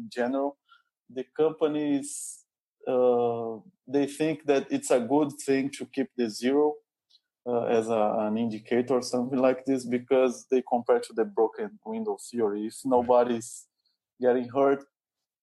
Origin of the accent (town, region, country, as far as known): Brazil; first language Portuguese; English is a second language